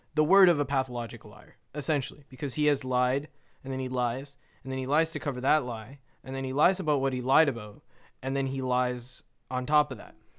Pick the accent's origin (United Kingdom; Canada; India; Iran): Canada; I'm Canadian